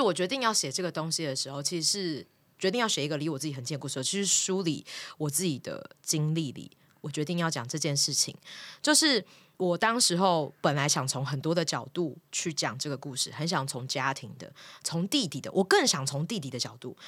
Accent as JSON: {"language": "Chinese", "region": "Miaoli County", "country": "Taiwan", "also_born_or_lived": "Taipei", "moved": "yes", "said": "然后我很早就离开家到台北念书了，我是苗栗人"}